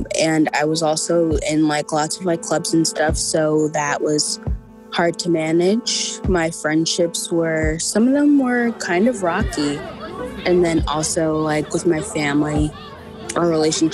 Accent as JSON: {"language": "English", "town": "New York City", "region": "New York", "country": "United States", "said": "I'm 17 years old and I'm from Brooklyn, New York."}